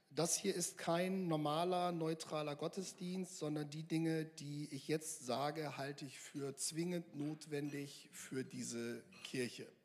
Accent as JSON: {"language": "German", "town": "Mülheim an der Ruhr", "region": "North Rhine-Westphalia", "country": "Germany", "said": "ich komme eigentlich aus Mühlheim an der Ruhr"}